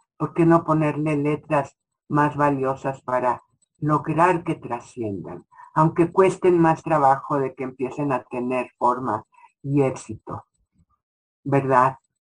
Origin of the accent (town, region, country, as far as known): Mexico